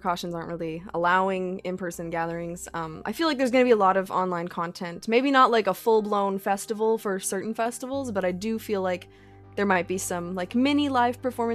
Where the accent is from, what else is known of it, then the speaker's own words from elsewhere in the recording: outside Edmonton, past Sherwood Park, Alberta, Canada; also born or lived in Fort McMurray; I actually live on an acreage just outside of Edmonton, past Sherwood Park